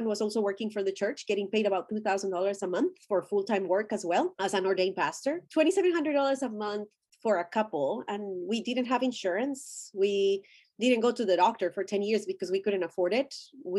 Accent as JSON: {"language": "English", "country": "Colombia", "tie": "born or raised there", "second_language": "English", "moved": "yes", "said": "I'm Colombian. I was born and raised in Colombia, and I went to school in Colombia."}